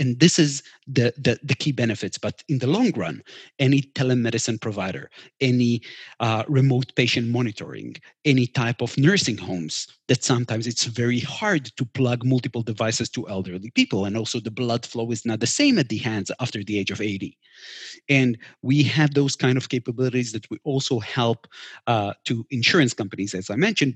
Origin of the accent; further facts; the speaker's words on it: Israel; we're from Israel